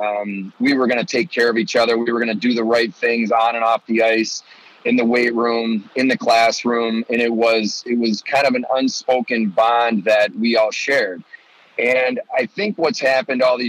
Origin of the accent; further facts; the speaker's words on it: Buffalo, New York, United States; moved away as an adult; also born or lived in Oxford, Ohio; growing up in Buffalo